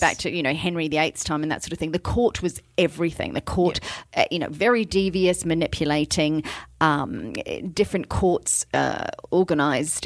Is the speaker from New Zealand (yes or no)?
yes; New Zealand; a New Zealander from birth